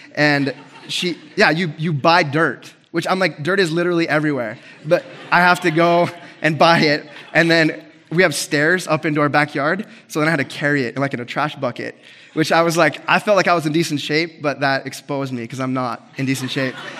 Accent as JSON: {"language": "English", "town": "Grants Pass", "region": "Oregon", "country": "United States", "tie": "born or raised there", "moved": "yes", "said": "So, I love my hometown"}